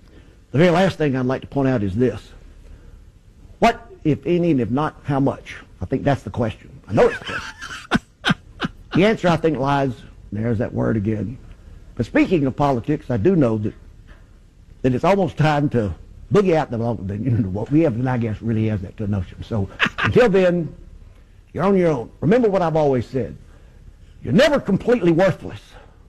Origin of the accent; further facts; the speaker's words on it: United States; I'm from Washington, so when I say everybody, I mean, you know, a select group.